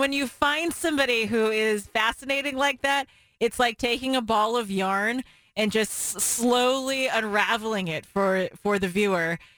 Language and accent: English; Portland, Oregon, United States; we all growing up in the Portland area knew the words to those songs